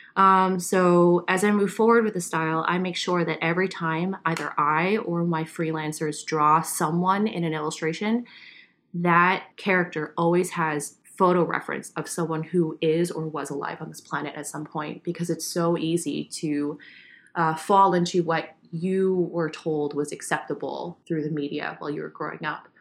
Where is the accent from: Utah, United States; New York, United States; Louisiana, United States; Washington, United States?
New York, United States; I grew up Asian American in New York